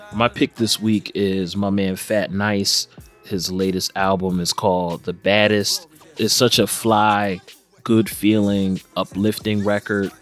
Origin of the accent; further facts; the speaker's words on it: Philadelphia, Pennsylvania, United States; based here in my hometown of Philadelphia since 1968